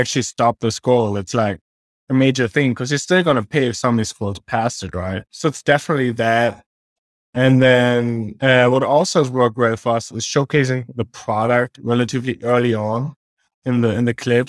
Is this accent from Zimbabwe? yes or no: no; Germany; also born or lived in Australia; now in Kansas City, United States; I'm originally from Germany